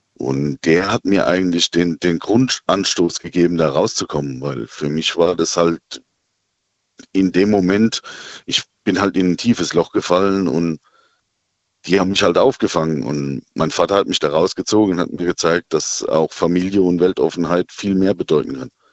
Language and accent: German; Birkenau, Hesse, Germany; Ich bin aus dem Odenwald